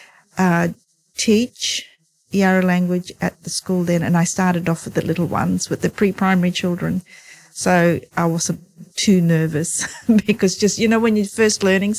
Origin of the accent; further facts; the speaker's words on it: Broome, Western Australia, Australia; we're very privileged in Broome to hear all these different languages